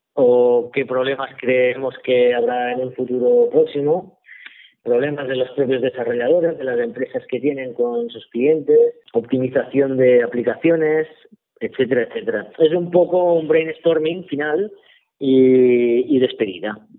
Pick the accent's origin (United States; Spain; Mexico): Spain; Sabadell, Catalonia; yo soy de Sabadell